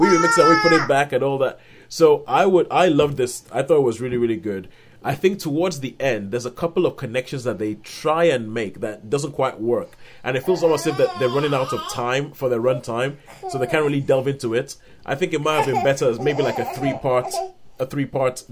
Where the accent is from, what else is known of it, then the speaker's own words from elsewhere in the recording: Nigeria; I'm Nigerian, and we grew up in Nigeria